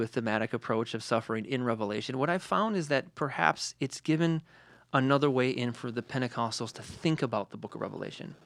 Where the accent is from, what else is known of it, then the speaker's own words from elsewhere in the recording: Detroit, Michigan, United States; I'm from Detroit